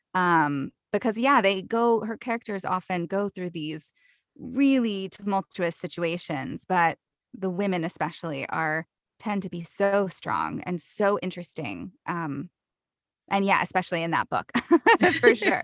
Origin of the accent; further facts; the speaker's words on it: the South, United States; accent: Southern; I grew up in the South, so Southern accents are, come really easily to me